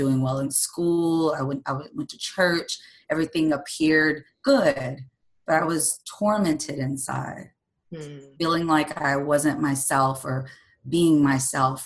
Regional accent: Mississippi, United States; I grew up in a traditional, I'm from Mississippi, so I'm in the Bible Belt state, in this area, on the coast

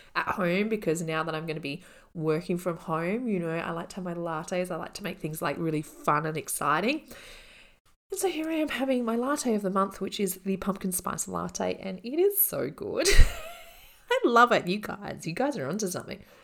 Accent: Australia; I'm Australian

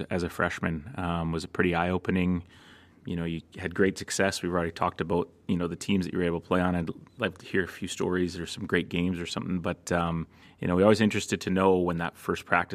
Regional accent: Coquitlam, British Columbia, Canada; I grew up in Coquitlam

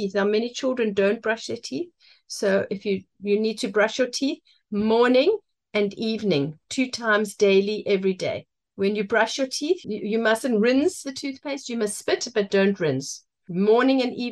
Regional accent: Cape Town, Western Cape, South Africa; moved away as an adult; now in London, United Kingdom; I was born in Cape Town and I went to school in Cape Town and now I live in London

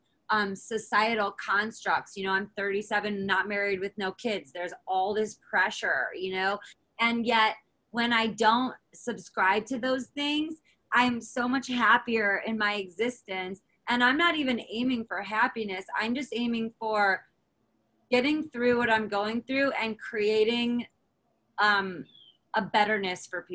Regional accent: United States; as an American

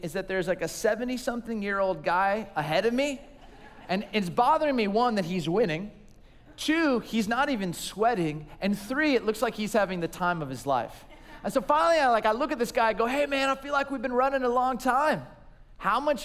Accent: Southern California, United States; I grew up in Southern California in a small little town

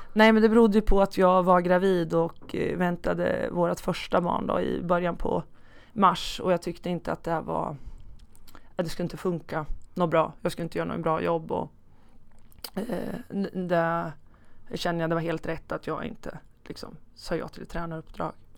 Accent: Hallsberg, Örebro County, Sweden; började som fotbollsspelare i Hallsbergs bollklubb där jag ja, det är min födelseort. Där jag bodde också tills jag var 19 år

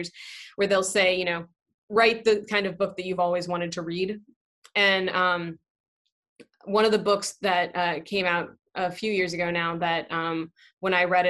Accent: Pacific Northwest, United States; now in New York, United States; I've lived in New York for the past 15 years now, but I originally came from the Pacific Northwest.

